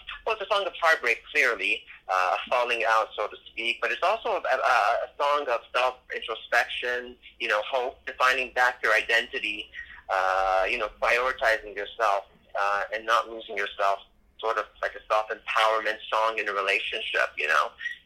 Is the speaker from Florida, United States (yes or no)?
yes; Miami, Florida, United States; So when you're in Miami, then you're in my hometown.